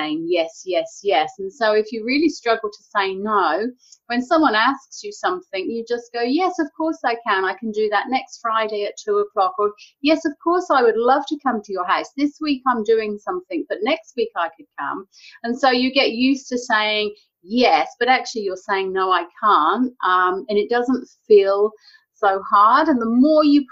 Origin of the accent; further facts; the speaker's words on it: England, United Kingdom; now in New Zealand; I'm from England originally. I live in New Zealand now.